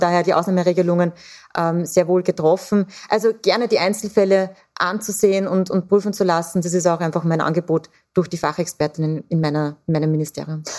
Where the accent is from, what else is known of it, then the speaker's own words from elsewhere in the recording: Austria; Bei uns in Österreich